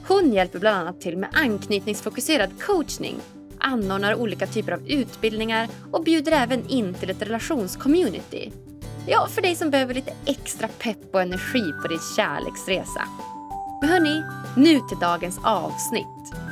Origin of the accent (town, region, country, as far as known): Umeå, Västerbotten County, Sweden